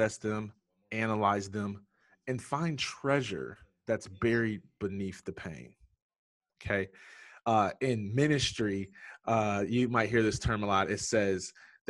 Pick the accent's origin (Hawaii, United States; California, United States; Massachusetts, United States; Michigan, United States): Michigan, United States; Jackson; I was born and raised in Jackson, Michigan